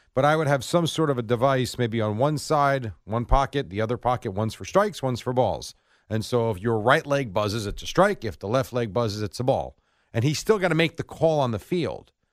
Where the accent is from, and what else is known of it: New Jersey, United States; born or raised there; also born or lived in Brooklyn, New York